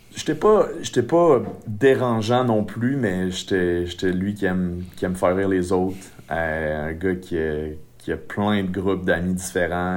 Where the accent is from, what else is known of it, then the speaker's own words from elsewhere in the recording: Saint-Georges, Quebec, Canada; je viens de la Beauce, je viens de Saint-Georges, plus précisément